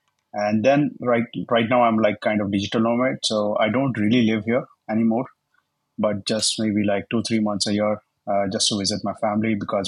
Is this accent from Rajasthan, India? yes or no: yes; Jodhpur, Rajasthan, India; English is a second language; Yeah, hi. … I'm from India.